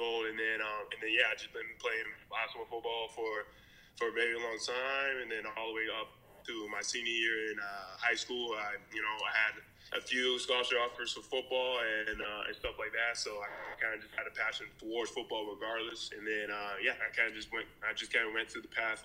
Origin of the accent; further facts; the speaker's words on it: Vancouver, British Columbia, Canada; I'm born and bred in Vancouver, British Columbia